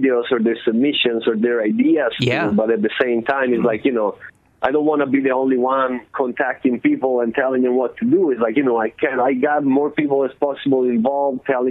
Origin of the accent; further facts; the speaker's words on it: Italy; moved away as an adult; now in Oakland, United States; growing up in Italy, you get so much freedom as a kid